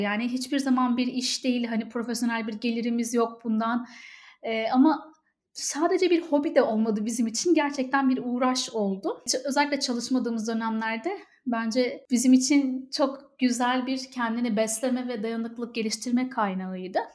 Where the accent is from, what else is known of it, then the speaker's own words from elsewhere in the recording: Ankara, Turkey; moved away as an adult; also born or lived in Istanbul; now in Dublin, Ireland; Ankaralıyım ama İstanbul'da çalıştım.